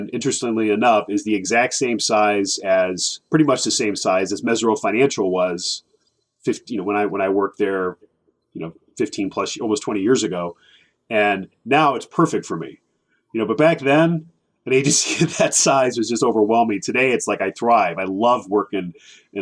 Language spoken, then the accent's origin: English; Bethalto, Illinois, United States; also born or lived in Decatur, Illinois; I grew up in Bethalto